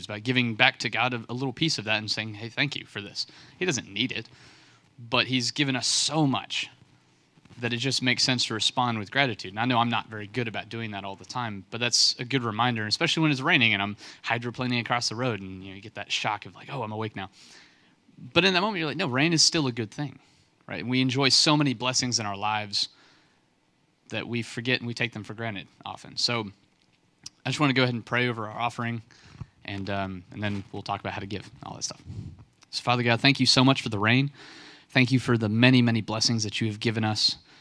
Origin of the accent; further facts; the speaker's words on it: West Texas, United States; now in North Carolina, United States; I'm from West Texas, place where it doesn't rain like hardly ever